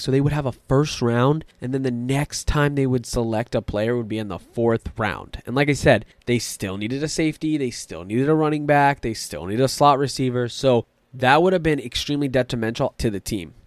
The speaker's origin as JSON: {"language": "English", "area": "Tampa Bay area", "region": "Florida", "country": "United States", "tie": "born or raised there", "said": "I was born and raised in the Tampa Bay area"}